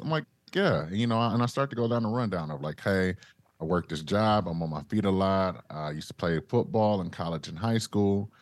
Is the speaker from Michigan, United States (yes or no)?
yes; Detroit, Michigan, United States; moved away; I'm originally from Detroit.